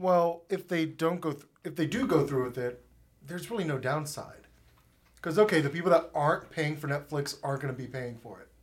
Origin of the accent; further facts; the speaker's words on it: Florida, United States; growing up in Florida, we would take a couple road trips to Saint Augustine, Florida